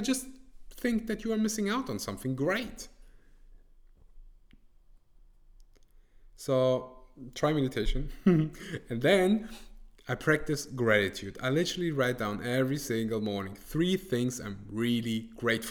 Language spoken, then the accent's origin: English; Germany; English is a second language; I was born and raised in Germany